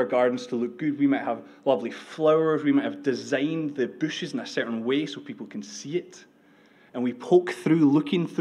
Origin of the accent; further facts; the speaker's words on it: United Kingdom; also born or lived in Edinburgh; We're British